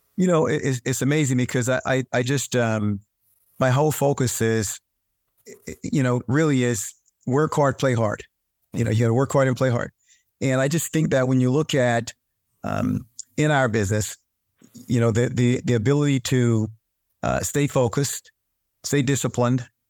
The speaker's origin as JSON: {"language": "English", "region": "North Carolina", "country": "United States", "tie": "born or raised there", "said": "I grew up in North Carolina"}